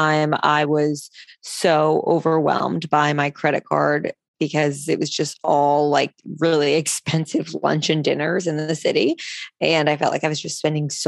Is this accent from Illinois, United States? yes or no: no; New Jersey, United States; now in New York City, United States; I grew up in New Jersey. So I say I'm from Jersey